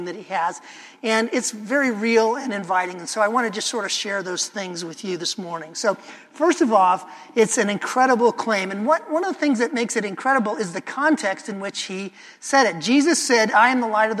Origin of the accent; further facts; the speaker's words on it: Chicago, Illinois, United States; now in Portland, United States; I grew up in Chicagoland